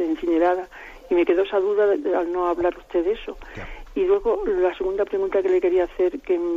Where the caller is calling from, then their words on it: Salamanca, Castile and León, Spain; de Salamanca.